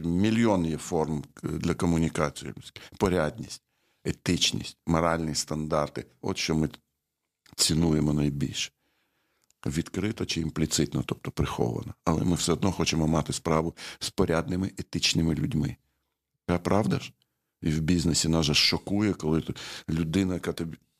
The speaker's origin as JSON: {"language": "Ukrainian", "town": "Chernivtsi", "region": "Chernivtsi Oblast", "country": "Ukraine", "tie": "born or raised there", "said": "в Чернівці, звідки я родом. Я там народився."}